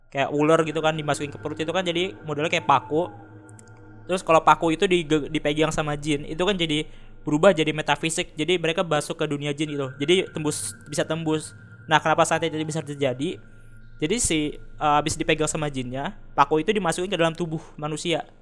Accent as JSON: {"language": "Indonesian", "region": "Jabodetabek", "country": "Indonesia", "said": "jadi dulu ya gue dari Jabodetabek"}